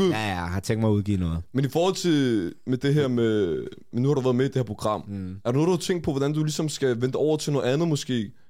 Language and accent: Danish; Copenhagen, Capital Region of Denmark, Denmark; jeg er fra Tilmejsgade, jeg gik på Amagerfællet.